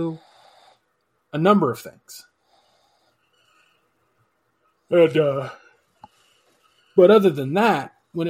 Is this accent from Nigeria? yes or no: no; United States